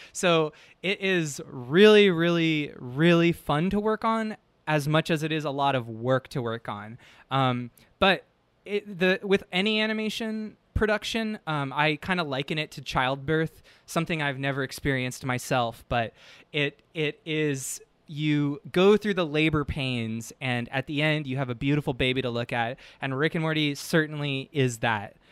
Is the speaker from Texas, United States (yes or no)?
no; San Francisco, California, United States; moved away as an adult; now in Los Angeles, United States; I'm from San Francisco initially